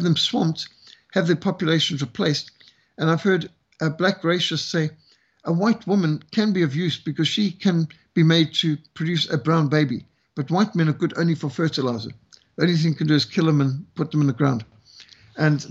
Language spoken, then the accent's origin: English; Zimbabwe; now in South Africa; as a white South African who was brought up in Rhodesia, I was raised in Rhodesia